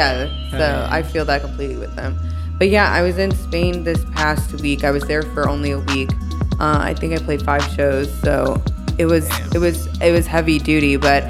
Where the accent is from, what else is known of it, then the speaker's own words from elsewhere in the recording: St. Louis, Missouri, United States; I'm from St. Louis, Missouri